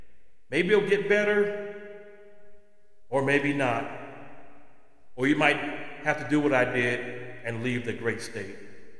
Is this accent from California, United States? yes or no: yes; Los Angeles, California, United States; when I was a kid growing up in East Los Angeles.